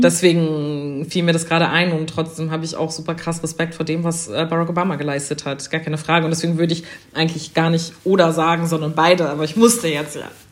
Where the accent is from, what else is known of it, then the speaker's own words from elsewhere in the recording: Germany; also born or lived in Schleswig-Holstein; für mich als jemand in Deutschland sozialisierte und als Deutsche